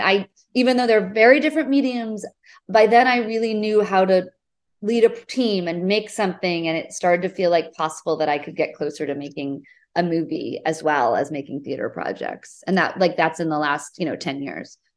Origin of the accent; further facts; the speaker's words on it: New England, United States; moved away as an adult; also born or lived in Portland, Oregon / New York City; I grew up in New England, in the U S